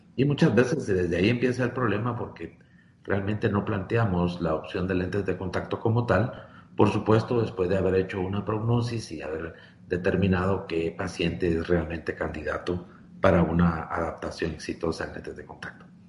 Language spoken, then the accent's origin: Spanish; Guatemala; por mi país, Guatemala